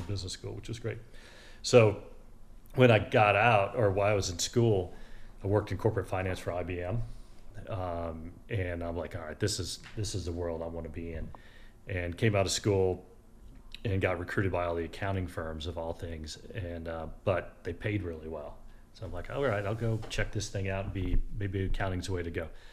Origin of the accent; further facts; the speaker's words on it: Hendersonville, Tennessee, United States; also born or lived in Chicago; I grew up in Hendersonville, so about 15 miles north of here